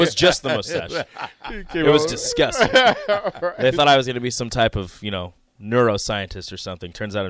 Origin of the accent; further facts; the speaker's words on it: Omaha, Nebraska, United States; I grew up in South Omaha.